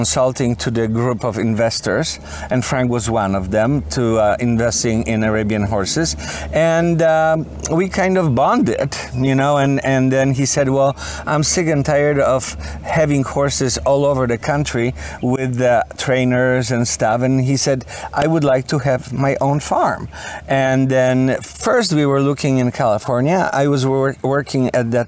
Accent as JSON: {"language": "English", "country": "Poland", "tie": "born or raised there", "also_born_or_lived": "Detroit", "moved": "as an adult", "lives_now": "Florida, United States", "said": "I'm from Poland. I was born in Poland many, many, many, many years ago."}